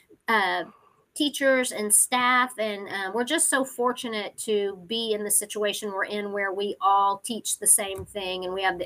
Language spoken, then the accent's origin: English; Temple, Texas, United States; I grew up in Temple. I went to Thornton, Bonham, and Temple High School